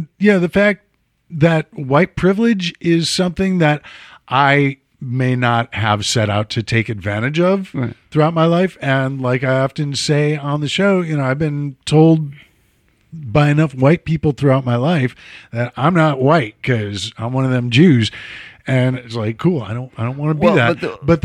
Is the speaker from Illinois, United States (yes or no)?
yes; Chicago, Illinois, United States; I'm from Chicago.